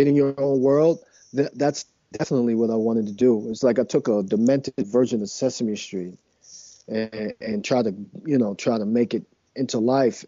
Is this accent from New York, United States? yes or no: yes; New York City, New York, United States; I grew up in Manhattan